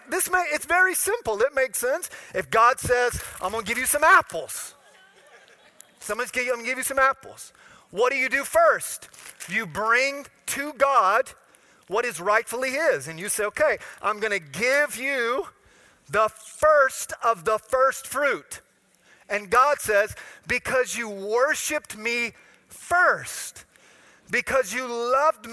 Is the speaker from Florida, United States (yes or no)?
yes; Florida, United States; I'm from Florida